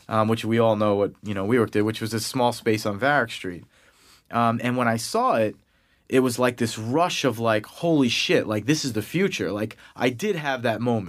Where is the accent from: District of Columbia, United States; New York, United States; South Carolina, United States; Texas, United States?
New York, United States; Massapequa; accent: Long Island; I grew up in Long Island, you know, in New York, um, hence my Long Island accent that will come out